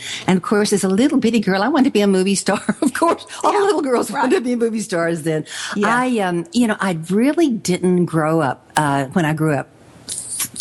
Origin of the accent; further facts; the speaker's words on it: Athens, Texas, United States; now in Tyler, United States; Athens is kind of my hometown